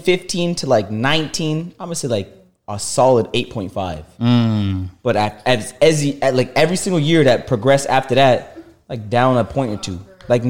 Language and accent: English; Toronto, Ontario, Canada; I grew up in Toronto Metro Housing. Gilder Drive.